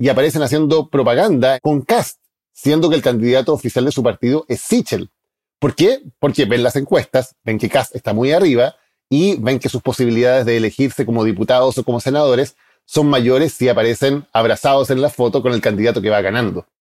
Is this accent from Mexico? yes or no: no; Chile; Soy periodista chileno